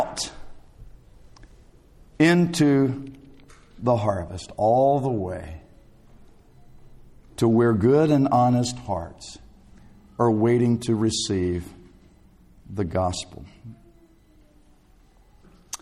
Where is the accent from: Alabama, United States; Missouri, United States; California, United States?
Alabama, United States; South; Growing up in South Alabama, I worked in many a field